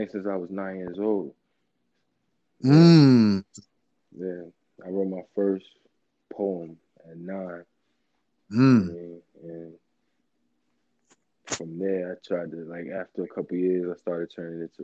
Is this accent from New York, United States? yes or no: yes; Westchester, New York, United States; I'm from Westchester